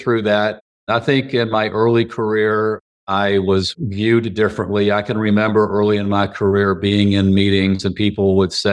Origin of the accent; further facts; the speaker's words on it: Atlanta, Georgia, United States; accent: Southern; Born and raised in Atlanta. It is home.